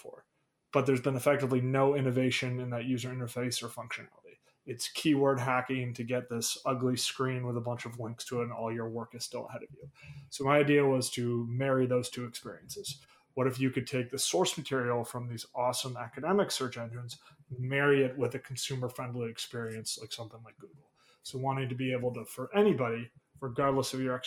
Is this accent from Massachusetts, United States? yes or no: yes; Boston, Massachusetts, United States; moved away as an adult; also born or lived in Chicago; I'm from the Boston area originally.